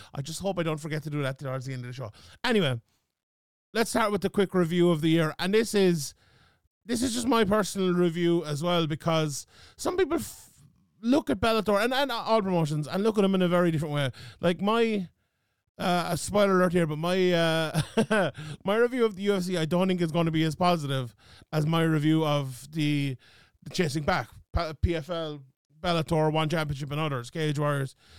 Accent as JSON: {"language": "English", "country": "Ireland", "said": "being Irish and in Ireland"}